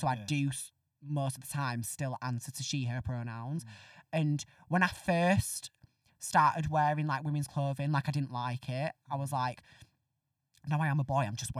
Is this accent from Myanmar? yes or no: no; Northern England, United Kingdom; accent: Northern; I was very surprised that they let me, from when I joined, like do my Northern accent, because I did, like when I got the job and I was learning lines, I thought, right, I'm gonna have to practice my RP.